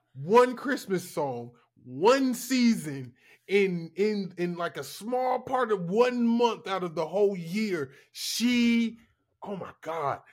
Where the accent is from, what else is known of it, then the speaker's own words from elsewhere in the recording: the South, United States; I'm from the South